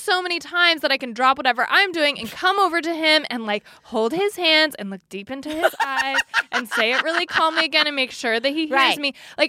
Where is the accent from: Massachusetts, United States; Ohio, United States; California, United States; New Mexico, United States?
California, United States; capitalize on the fact that we're from California, so to us it will feel 2 hours earlier.